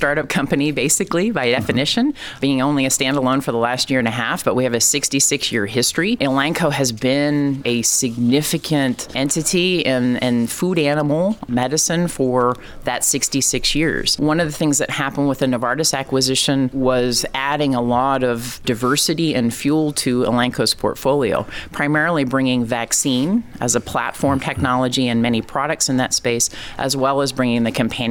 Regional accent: Iowa, United States; also born or lived in Ohio; now in Indiana, United States; So I grew up in Iowa, born in Ohio, very much been a Midwesterner

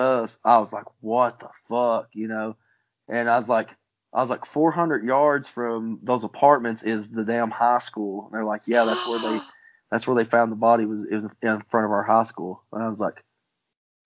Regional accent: Palmer, United States; the town I grew up in, which is called Palmer, and it's not P-A-R-M-E-R because of my accent

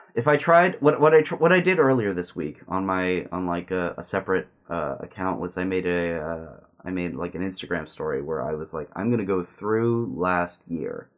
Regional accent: Southern California, United States; also born or lived in Simi Valley, California; growing up in Southern California

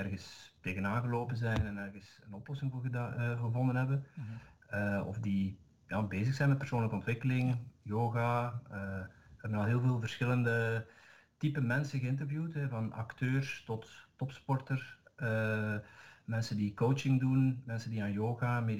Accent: Zeeland, Netherlands; Ik ben een Nederlander. Dus dat daar mijn accent niet zeggen.

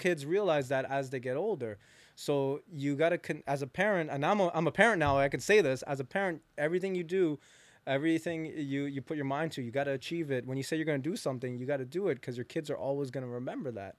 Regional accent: Hamilton, Ontario, Canada; I'm actually born from Hamilton, so I'm from, from Hamilton

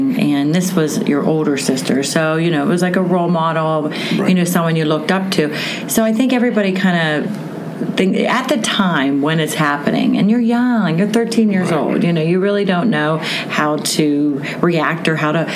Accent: Pittsburgh, Pennsylvania, United States; we're both Pittsburghers

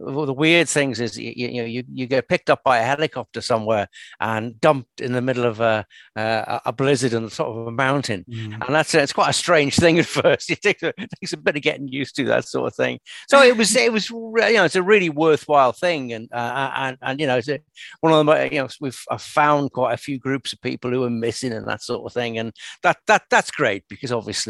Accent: Merseyside, North West England, United Kingdom; now in Inverness, United Kingdom; I come from Merseyside originally, and I don't know if you know Merseyside, but it's a pretty built-up industrial area, really

